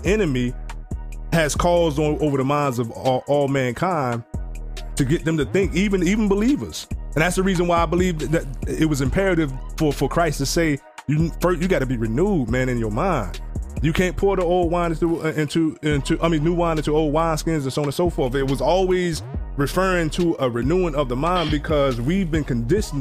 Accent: United States; We was raised here in America

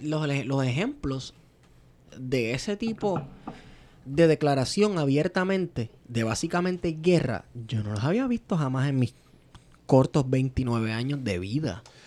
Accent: Venezuela; Estoy hablando como venezolano

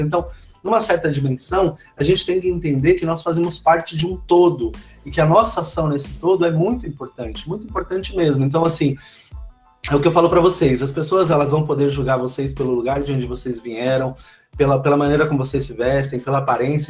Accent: São Paulo, Brazil; todos nós que participamos desse grupo, né, que, que somos da cidade de Tiradentes

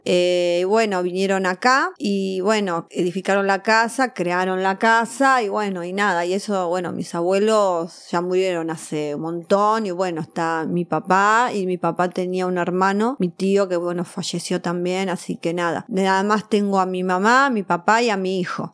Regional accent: Buenos Aires, Argentina; yo nací en el Salaberry, en el hospital, capital

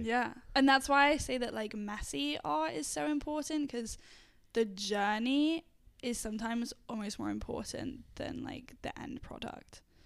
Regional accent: England, United Kingdom; moved away; I'm from England originally

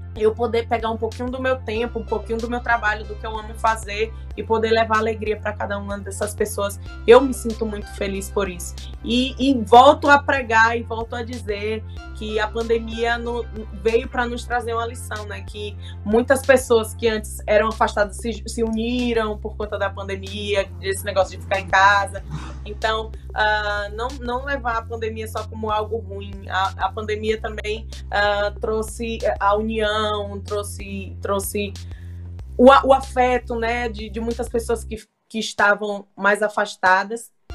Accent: Northeast Region, Brazil; Eu sou nordestina e sou apaixonada pelo meu Nordeste

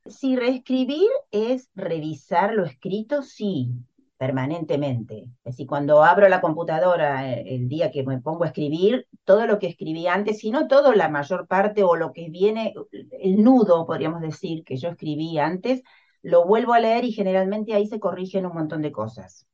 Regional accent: Argentina; soy argentina, vivo en Buenos Aires

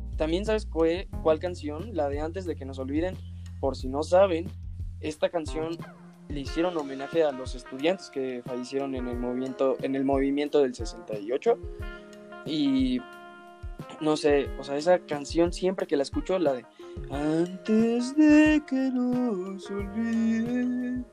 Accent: Mexico; somos mexicanos

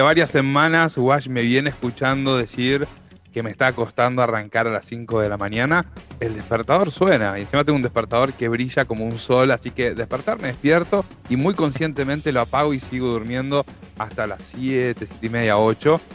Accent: Argentina; Los argentinos, los latinoamericanos en, general, pero los argentinos en particular

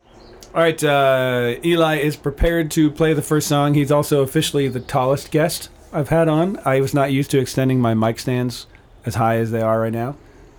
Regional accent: Pennsylvania, United States; I came from Pennsylvania.

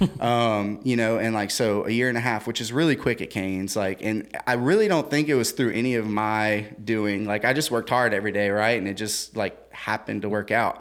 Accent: Central, Louisiana, United States; I grew up in Central.

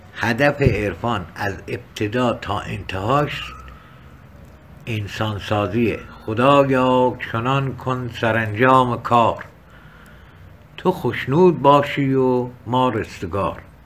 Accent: Kermanshah Province, Iran; accent: Kermanshahi local Persian; من بی فارسی کرمانشاهی و محلی حرف میزنم

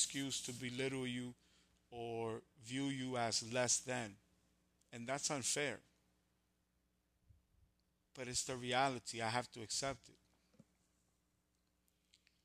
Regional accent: New York, United States; I'm from New York

